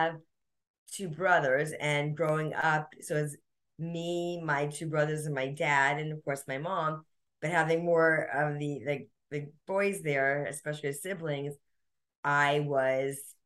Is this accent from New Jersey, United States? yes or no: yes; New Jersey, United States; now in Southern California, United States; I grew up in New Jersey with two brothers